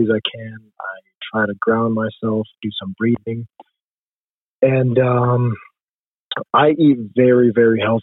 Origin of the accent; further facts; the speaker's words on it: Jordan; moved away as an adult; also born or lived in Toledo, Ohio, United States; now in United States; I was born in Toledo, Ohio, but I was raised overseas in Jordan, moved back for college